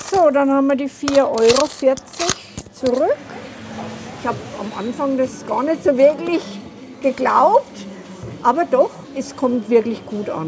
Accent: Munich, Bavaria, Germany; Ich bin Münchner, und wir zunächst einmal die Umgebung von München, Freising, Erding, Starnberg

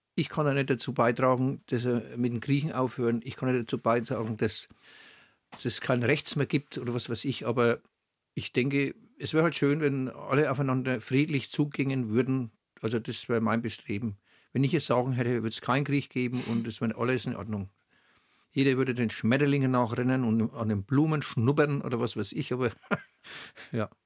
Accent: Oberschwarzach, Bavaria, Germany; accent: Franconian; Ich wurde in Oberschwabach geboren, auf dem Kanapee, um halb acht.

